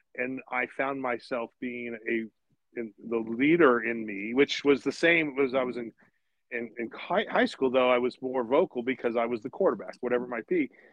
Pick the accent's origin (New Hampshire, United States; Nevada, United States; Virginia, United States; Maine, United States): Nevada, United States; South Lake Tahoe, Nevada side, United States; I grew up up here in South Lake Tahoe, of course, on the Nevada side